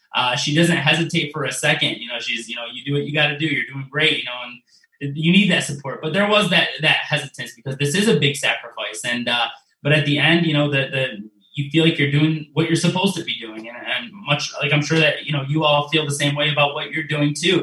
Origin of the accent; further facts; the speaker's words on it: Detroit, Michigan, United States; I'm from Metro Detroit, so I've grown up watching, you know, Channel 7, Channel 4, and Channel 2